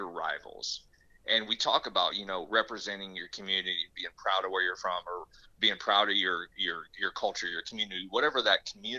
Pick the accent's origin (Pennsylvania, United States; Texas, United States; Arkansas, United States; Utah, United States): Pennsylvania, United States; Pittsburgh; hey, I'm from Pittsburgh, I've always grew up not liking Cleveland, you know, so why can't I compete against them?